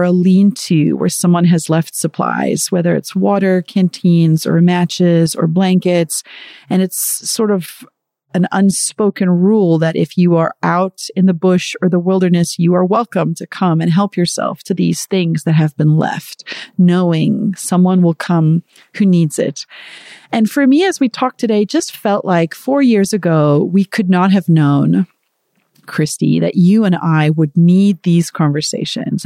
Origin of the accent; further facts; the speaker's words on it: South Africa; moved away; I am from South Africa originally